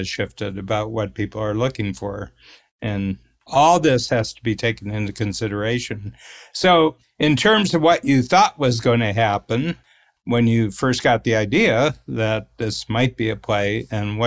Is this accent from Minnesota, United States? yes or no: no; Northern Ohio, United States; We're both from Northern Ohio, sort of, you know, blue collar